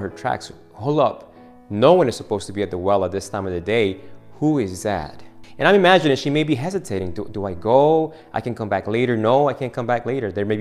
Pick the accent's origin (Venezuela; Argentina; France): Argentina; moved away; I'm from Argentina